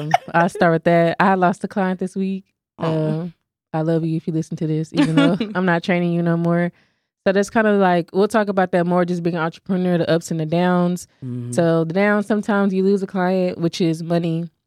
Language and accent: English; Fort Worth, Texas, United States; I'm from Fort Worth.